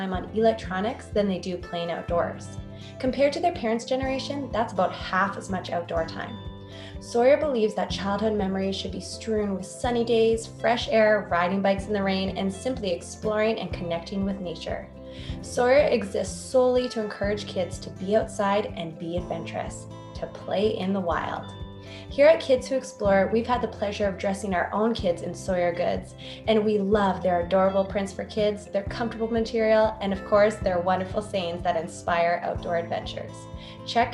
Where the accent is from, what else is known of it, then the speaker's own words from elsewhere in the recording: Calgary, Alberta, Canada; now in New York, United States; We're all from Calgary. I'm living in New York right now.